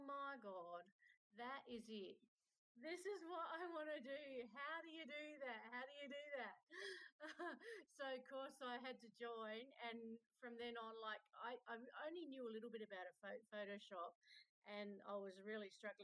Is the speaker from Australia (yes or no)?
yes; Adelaide, South Australia, Australia; I'm down from Australia.